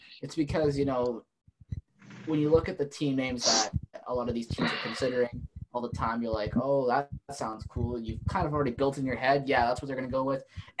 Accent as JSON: {"language": "English", "town": "Winnipeg", "region": "Manitoba", "country": "Canada", "said": "I'm from Winnipeg."}